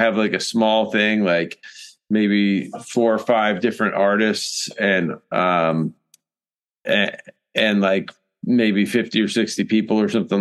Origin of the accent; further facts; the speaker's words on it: Rhode Island, United States; moved away as an adult; now in South Carolina, United States; I'm from Rhode Island originally. I moved down here to South Carolina back in 1994. I was 18 and just graduated high school